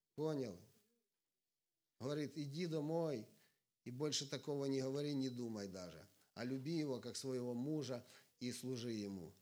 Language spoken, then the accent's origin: Russian; Sumy Oblast, Ukraine; я из Украины, живу э, в северной, в северной части Украины, это Сумская область